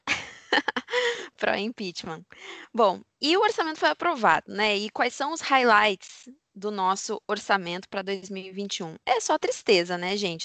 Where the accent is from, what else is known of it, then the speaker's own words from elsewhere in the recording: Brazil; a gente é brasileiro